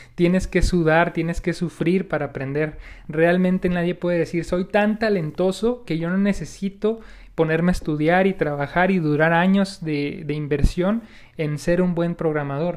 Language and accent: Spanish; Mexico; como mexicanos en nuestro caso, tenemos algunos malos hábitos